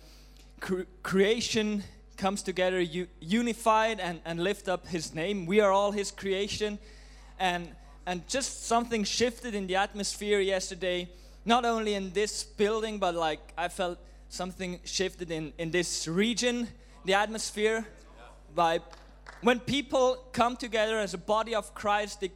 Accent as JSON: {"language": "English", "country": "Switzerland", "moved": "as an adult", "lives_now": "Auckland, New Zealand", "said": "from Switzerland"}